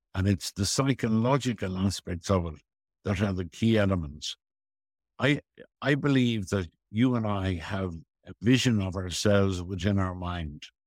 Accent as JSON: {"language": "English", "town": "Dublin", "region": "Leinster", "country": "Ireland", "tie": "born or raised there", "said": "I had a very, very happy childhood on Griffith Avenue and went to Merino School and Belvedere College"}